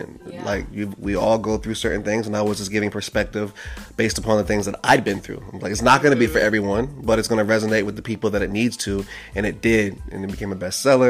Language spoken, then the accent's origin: English; Ohio, United States; now in Los Angeles, United States; I'm from Ohio